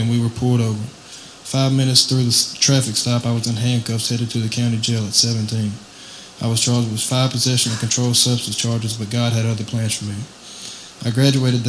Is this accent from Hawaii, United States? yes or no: no; Waynesboro, Mississippi, United States; I'm from Waynesboro, Mississippi, and I'm 18 years old.